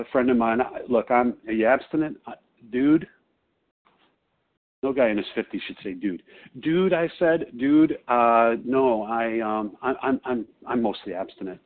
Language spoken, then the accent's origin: English; Chicago, Illinois, United States; I'm from Chicago